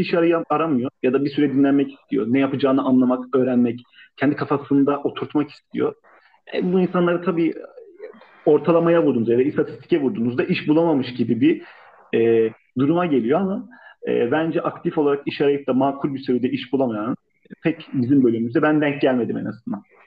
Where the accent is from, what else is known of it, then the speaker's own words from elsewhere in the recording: Istanbul, Turkey; Ben İstanbulluyum